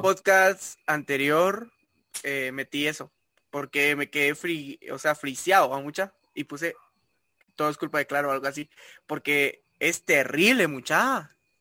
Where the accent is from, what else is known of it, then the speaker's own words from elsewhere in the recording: Guatemala; nosotros eh, como guatemaltecos